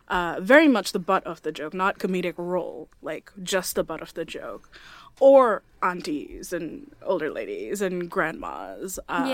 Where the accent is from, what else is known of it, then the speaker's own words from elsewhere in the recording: Bangladesh; I'm from Bangladesh, in South Asia in general, we come in a variety of skin tones.